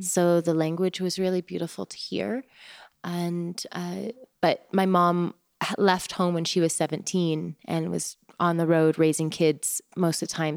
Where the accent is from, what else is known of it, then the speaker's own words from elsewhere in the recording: Oregon, United States; moved away as an adult; also born or lived in Taos, New Mexico; Growing up in Oregon, where it was wet most of the time and gray most of the time